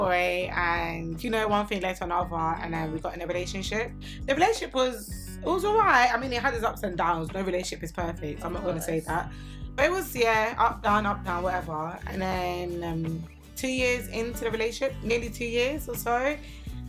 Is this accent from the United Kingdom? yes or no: yes; London, United Kingdom; I grew up in London. I grew up in Southeast London near London Bridge